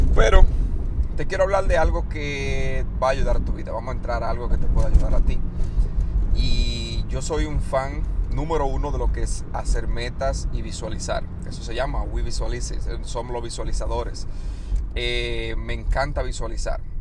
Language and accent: Spanish; Dominican Republic; moved away as an adult; República Dominicana, donde yo soy, soy de República Dominicana, llegué a este país a los 18 años